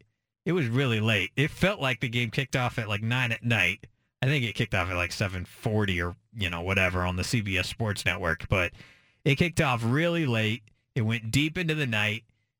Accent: McMinnville, Oregon, United States; I'm from McMinnville. I grew up in the state

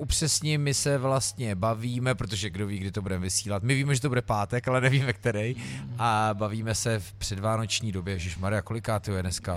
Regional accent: Louny, Ústí nad Labem Region, Czechia; my jsme v pivním baru v Lounech, což je, přátelé, můj hometown

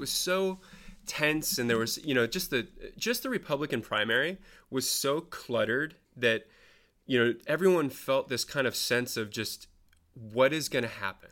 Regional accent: Marin County, California, United States; I lucked into being born in and live in Marin County

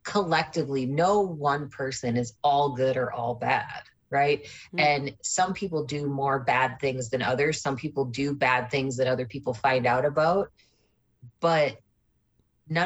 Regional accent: Midwest, United States; I grew up in the Midwest

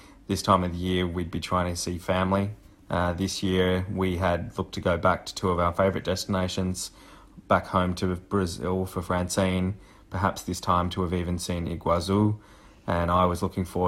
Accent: Canberra, Australian Capital Territory, Australia; now in Melbourne, Australia; I was born in Canberra

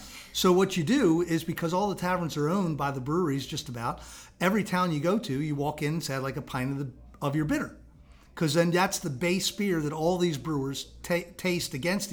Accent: Baltimore, Maryland, United States; also born or lived in England; I'm a Baltimore native, born and bred in South Baltimore.

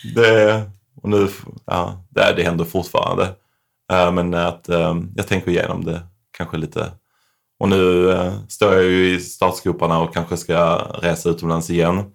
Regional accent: Sweden; moved away as an adult; Här hemma växte jag upp

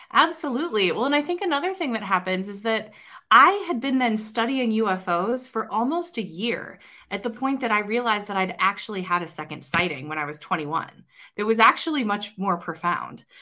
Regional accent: Ohio, United States; I'm an Ohioan

